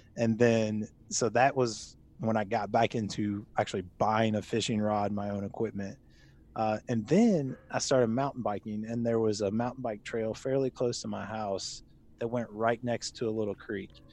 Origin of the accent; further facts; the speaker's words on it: Louisville, Kentucky, United States; also born or lived in Lexington, Kentucky; I grew up in Louisville, Kentucky, moved to Lexington for a little bit for college and then work afterwards, and then made my way back here after getting married